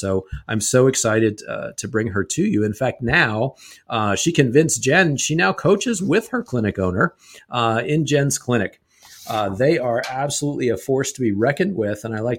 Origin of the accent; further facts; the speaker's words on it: Canada; accent: Canadian; My Canadian accent coming back from upstate New York.